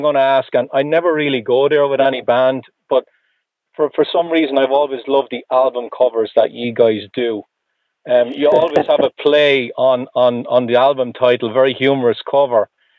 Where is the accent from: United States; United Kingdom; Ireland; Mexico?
Ireland; Ireland? Like, that's where I'm from.